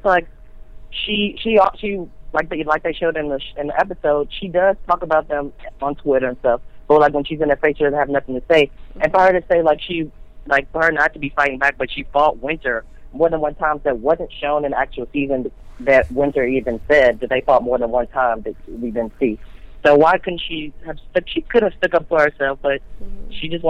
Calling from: Missouri, United States; I'm calling from Missouri.

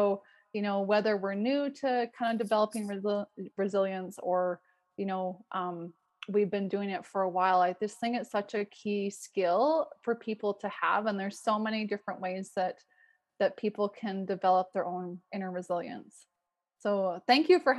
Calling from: Calgary, Alberta, Canada; Yeah, I am called in from Calgary, Alberta, Canada. So it's in Western Canada.

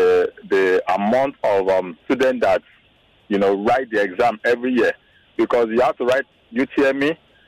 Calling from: Lagos, Nigeria; I'm calling from Lekki.

